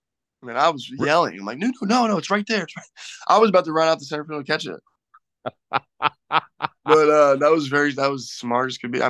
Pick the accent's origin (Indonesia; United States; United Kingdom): United States; Miami, Florida; I grew up in Miami